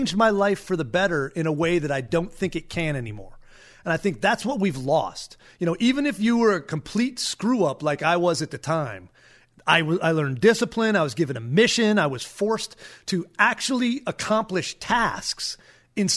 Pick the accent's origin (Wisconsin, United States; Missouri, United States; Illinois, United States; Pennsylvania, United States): Wisconsin, United States; Green Bay; moved away as an adult; When I went to high school, I came from Green Bay, Wisconsin.